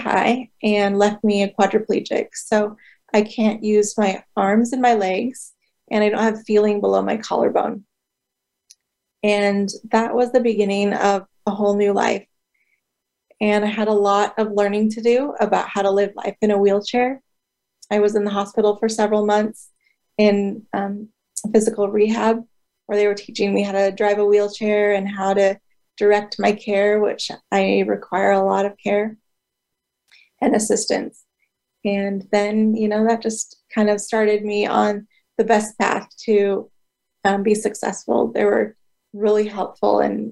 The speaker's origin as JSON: {"language": "English", "town": "Woodinville", "region": "Washington", "country": "United States", "tie": "born or raised there", "also_born_or_lived": "Southern California", "said": "I grew up and still live in Woodinville, Washington, which is about 20 minutes northeast of Seattle."}